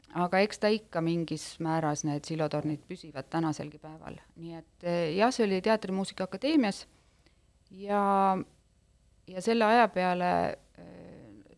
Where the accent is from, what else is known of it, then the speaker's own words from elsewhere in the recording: Jootme, Lääne-Viru County, Estonia; ma ise olen pärit äh, äh, sellisest väikesest külast nagu Jootme küla, mis on kuus kilomeetrit Tapa, Tapa linnast